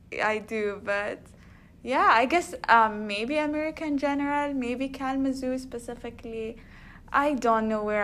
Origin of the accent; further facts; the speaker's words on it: Oman; moved away as an adult; now in United States; I come from Oman, which is a country across the world.